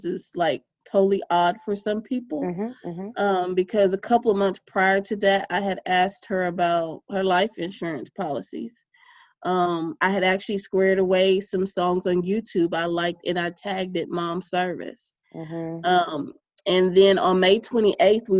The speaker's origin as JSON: {"language": "English", "town": "Bay City", "region": "Texas", "country": "United States", "tie": "born or raised there", "also_born_or_lived": "Pearland, Texas", "said": "my hometown of Bay City, Texas"}